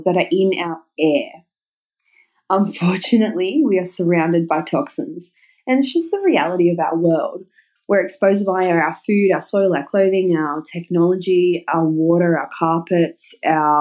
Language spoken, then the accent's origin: English; Newcastle upon Tyne, North East England, United Kingdom; Newcastle here in my hometown